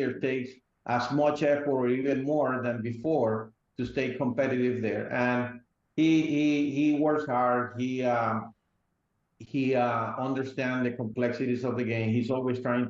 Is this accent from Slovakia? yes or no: no; Venezuela; moved away; I grew up in Venezuela